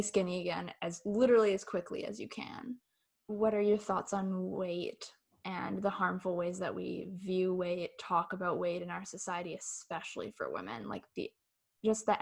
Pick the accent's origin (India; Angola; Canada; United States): Canada; Chilliwack, British Columbia; we're all from the Lower Mainland, we're from Chilliwack